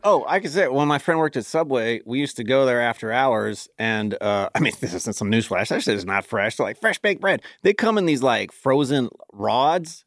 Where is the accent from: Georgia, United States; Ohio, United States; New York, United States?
Ohio, United States; Cincinnati; I was from Clifton, which is where U C is from, or at least where I spent a lot of my growing up